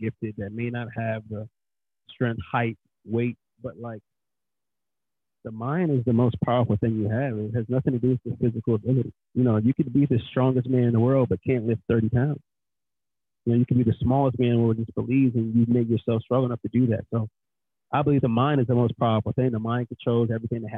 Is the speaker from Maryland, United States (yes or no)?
yes; Baltimore County, Maryland, United States; I grew up in Baltimore County, a.k.a. the suburbs